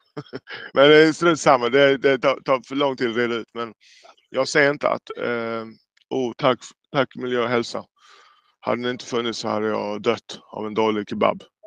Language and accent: Swedish; Jamaica; now in Sweden; jag är själv från Jamaica